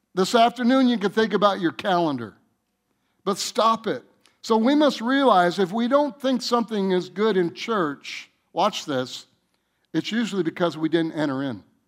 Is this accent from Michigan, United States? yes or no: yes; Michigan, United States; I'm from Michigan